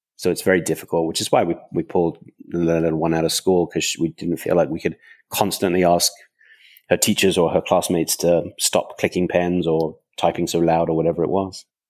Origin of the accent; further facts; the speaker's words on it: countryside just outside London, England, United Kingdom; I grew up in England, uh, on a farm in the, in the countryside just outside London